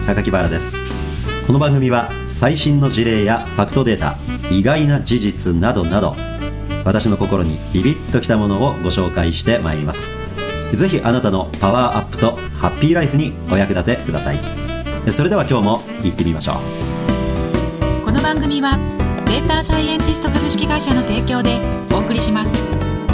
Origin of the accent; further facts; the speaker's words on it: Osaka, Japan; moved away as an adult; now in Tokyo, Japan; 大阪人としての何かねこう雰囲気